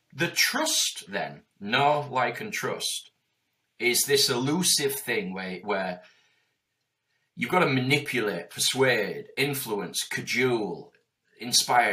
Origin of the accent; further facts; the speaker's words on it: Yorkshire and the Humber, United Kingdom; I'm from Yorkshire.